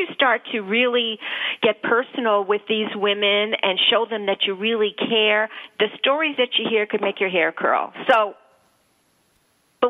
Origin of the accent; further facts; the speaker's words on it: Canada; now in United States; I'm from Canada